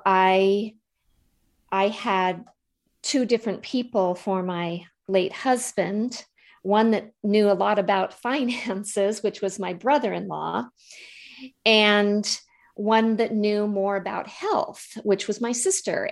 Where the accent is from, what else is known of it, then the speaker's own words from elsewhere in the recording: Montana, United States; moved away; I grew up in Montana and I'll always be a Montana girl